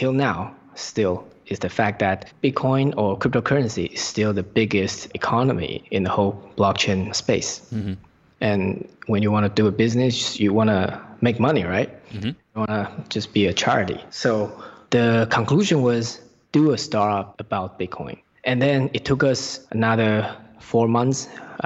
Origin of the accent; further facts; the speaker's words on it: Taipei, Taiwan; moved away as an adult; also born or lived in Newcastle, United Kingdom; I was born in Taipei and I was raised in Taipei until I graduated from the high school and finished my military service in Taiwan